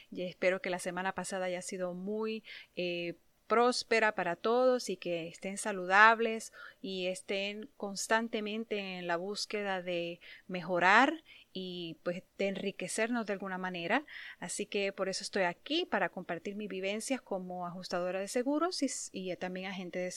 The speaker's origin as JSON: {"language": "Spanish", "country": "Puerto Rico", "tie": "born or raised there", "moved": "yes", "said": "Cuando me mudé aquí, vine de Puerto Rico muy joven y en Puerto Rico nunca necesité tener un carro."}